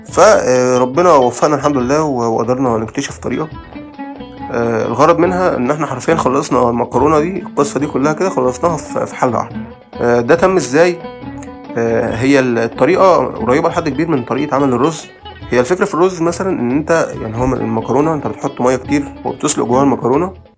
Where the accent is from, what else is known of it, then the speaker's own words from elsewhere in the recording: Alexandria, Alexandria Governorate, Egypt; moved away; also born or lived in Asyut; أنا من إسكندرية